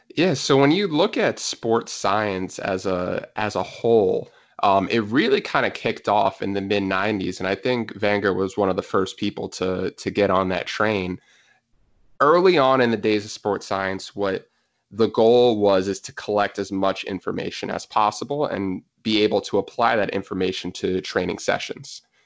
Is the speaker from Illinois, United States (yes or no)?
no; New Jersey, United States; also born or lived in Pennsylvania / North Carolina; I was born and raised in New Jersey, so happy to be back in my home state